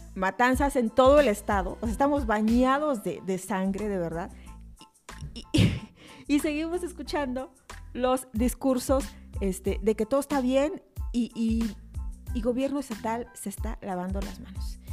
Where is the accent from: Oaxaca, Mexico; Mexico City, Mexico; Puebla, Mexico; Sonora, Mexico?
Oaxaca, Mexico; somos los oaxaqueños